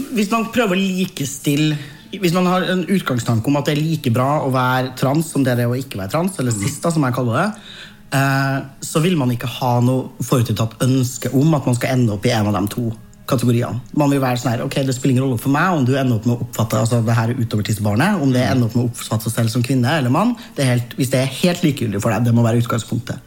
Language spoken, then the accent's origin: Norwegian; Trøndelag, Norway; min identitet som trønder. Den er annerledes nå enn da jeg var fem